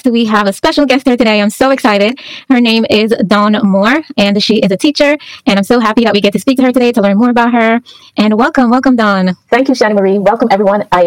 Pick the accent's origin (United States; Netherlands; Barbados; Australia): Barbados; now in Calgary, Canada; I'm from the Caribbean, so I'm assuming you're from the Caribbean. I am a born and bred Barbadian.